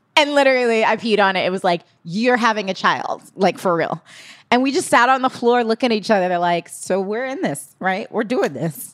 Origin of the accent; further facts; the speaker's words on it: New York City, New York, United States; I grew up in Holly, I was born in Hollis, Queens